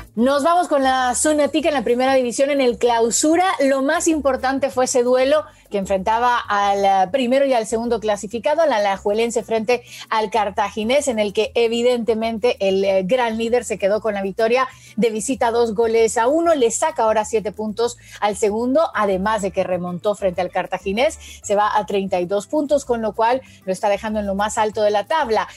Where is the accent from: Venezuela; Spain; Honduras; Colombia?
Honduras; yo como hondureña